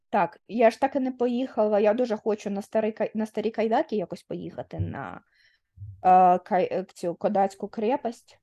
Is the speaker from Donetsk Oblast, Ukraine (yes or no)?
no; Dnipro, Dnipropetrovsk Oblast, Ukraine; moved away; я якби Дніпрянка прожила в Дніпрі 20 років